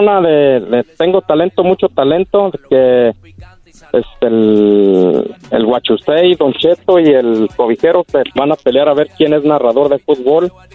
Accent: Casas Viejas, Michoacán, Mexico

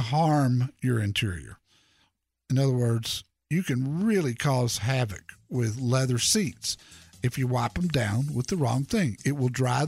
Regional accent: Dallas, Texas, United States; that's where I grew up.

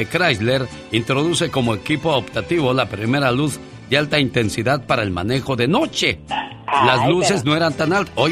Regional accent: Tabasco, Mexico; moved away; Porque un día salí de Tabasco pero Tabasco nunca salió de mí.

